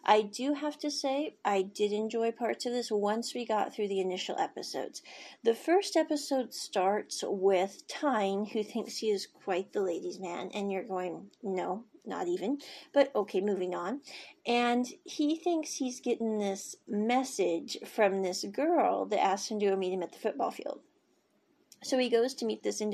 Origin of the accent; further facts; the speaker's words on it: Kansas, United States; moved away; I was born in Kansas